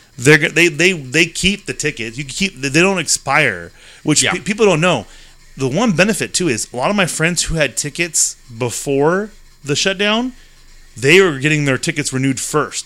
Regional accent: California, United States; we're from California

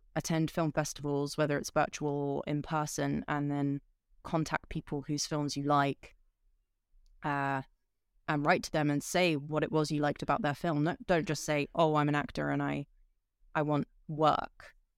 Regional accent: Switzerland; I grew up in Switzerland

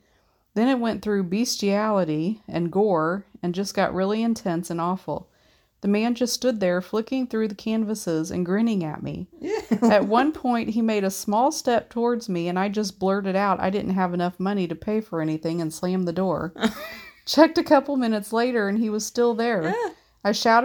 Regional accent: Canada; I'm Canadian and uber polite, so I just nodded

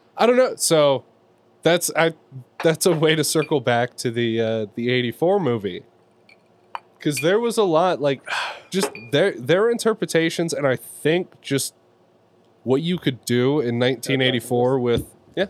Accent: Bay Area, California, United States; we're from the Bay Area

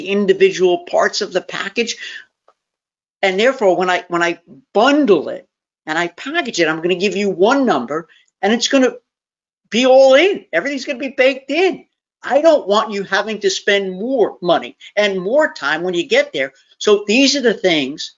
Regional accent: New York, United States; born or raised there; now in Tennessee, United States

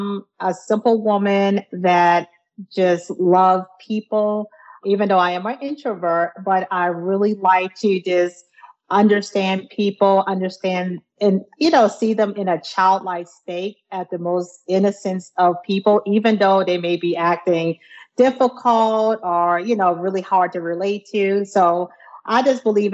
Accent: near Charleston, South Carolina, United States; moved away; We are from South Carolina, a place near near Charleston, South Carolina. So we're a good country folks.

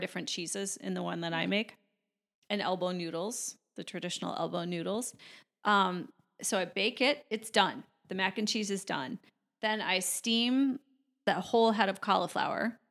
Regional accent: Chicago, Illinois, United States; I'm originally from Chicago

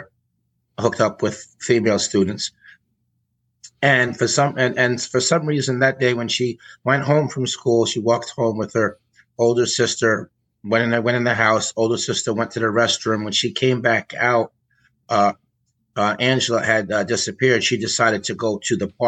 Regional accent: Peekskill, New York, United States; So my early life, so I grew up in Peekskill. It was in Westchester County, New York.

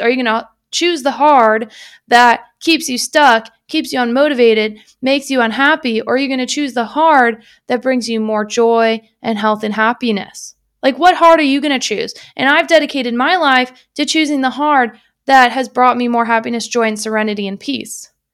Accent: United States; I'm American

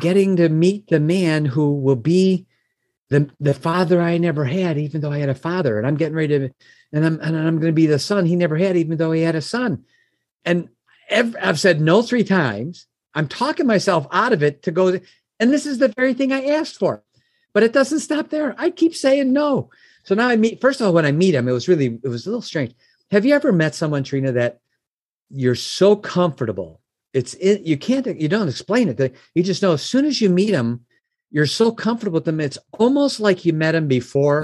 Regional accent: Oak Brook, Illinois, United States; also born or lived in Chicago; I was born and raised in the Oak Brook area. It's a suburb of Chicago.

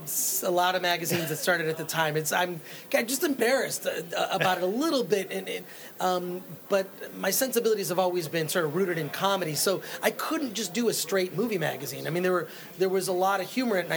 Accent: Royal Oak, Michigan, United States; Royal Oak, Michigan, just outside of Detroit.

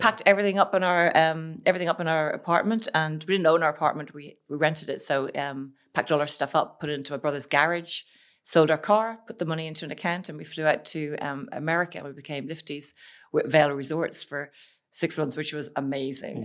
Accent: Ireland; moved away as an adult; I'm Irish

